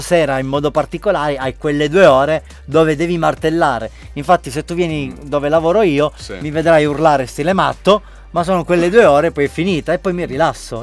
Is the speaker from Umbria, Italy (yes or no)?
no; Sicily, Italy; moved away as an adult; now in Gran Canaria, Spain; da italiano e da siciliano orgoglioso